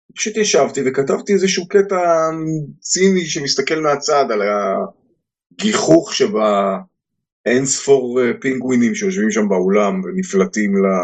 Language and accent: Hebrew; Haifa, Haifa District, Israel; אני בתור ילד בריאלי העברי בחיפה